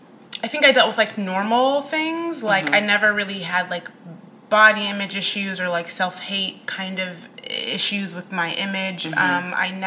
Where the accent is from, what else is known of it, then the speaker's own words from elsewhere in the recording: Midwest, United States; also born or lived in Oklahoma; I grew up, I mean, my parents are Kenyan, but I was born in Oklahoma. We moved around a lot, and we were not Army brats. That's everyone's second question. I grew up mainly in the Midwest.